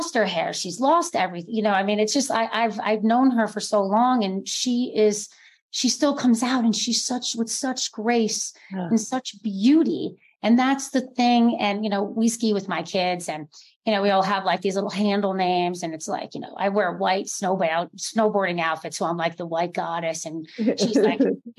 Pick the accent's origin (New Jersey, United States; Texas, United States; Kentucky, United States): New Jersey, United States; moved away; also born or lived in New York City; I grew up in New Jersey, schooled in New York City, you know, lived there for over 12 years.